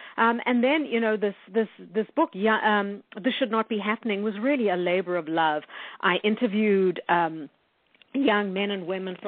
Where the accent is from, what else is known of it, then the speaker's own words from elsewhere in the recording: South Africa; now in Winnipeg, California, United States; No, I'm actually from South Africa, and we immigrated to Canada in 1985. So we are Canadian by choice, and Winnipeg is Canada's best kept secret.